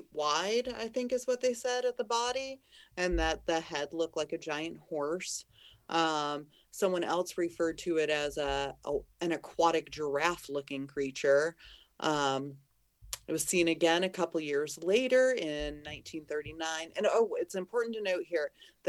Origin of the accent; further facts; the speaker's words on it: Pacific Northwest, United States; I'm from the Pacific Northwest